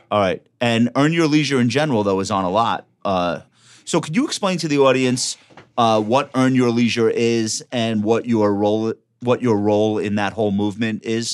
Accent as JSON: {"language": "English", "area": "Long Island", "region": "New York", "country": "United States", "accent": "Long Island"}